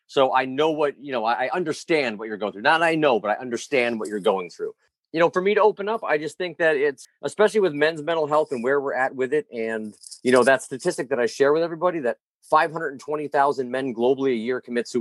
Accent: Albany, New York, United States; I grew up in Albany.

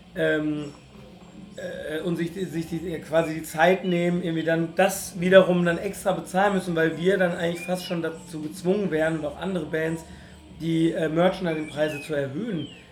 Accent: Ruhr area, North Rhine-Westphalia, Germany; Ich bin ganz toll aufgewachsen im Ruhrgebiet

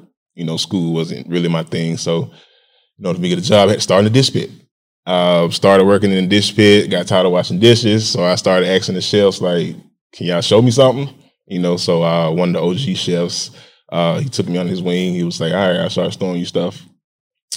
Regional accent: Atlanta, Georgia, United States; born and raised. Grady baby.

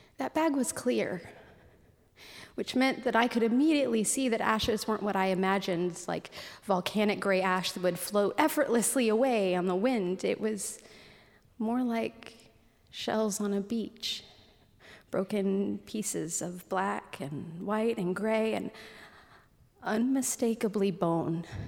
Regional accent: Anchorage, Alaska, United States; any other kid growing up in Anchorage

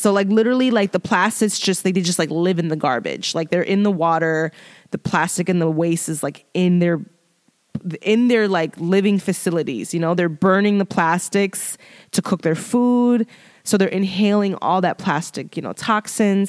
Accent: Chicago, Illinois, United States; I'm from Chicago

